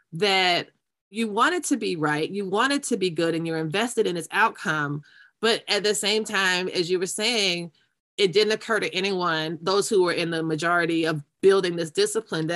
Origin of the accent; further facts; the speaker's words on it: Florida, United States; where I grew up in Florida